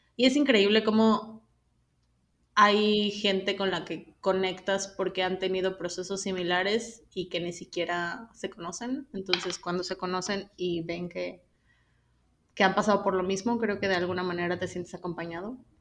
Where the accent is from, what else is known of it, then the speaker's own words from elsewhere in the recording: State of Mexico, Mexico; soy del Estado de México